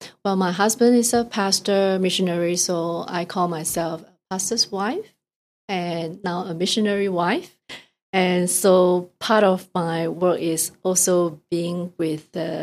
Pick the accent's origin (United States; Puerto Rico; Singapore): Singapore; first language English; moved away as an adult; now in Toronto, Canada; So I was born and raised in Singapore, so not Hong Kong.